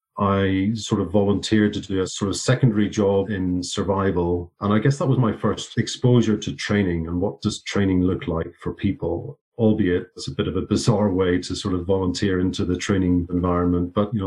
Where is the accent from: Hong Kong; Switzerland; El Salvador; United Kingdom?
United Kingdom; Belfast, Northern Ireland; moved away as an adult; also born or lived in Liverpool; now in Calgary, Canada; I grew up in Belfast in the 70s and 80s.